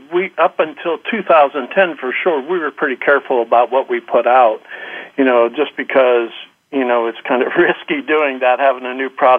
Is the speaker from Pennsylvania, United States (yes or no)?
yes; Pennsylvania, United States; I grew up in Pennsylvania, been here all my life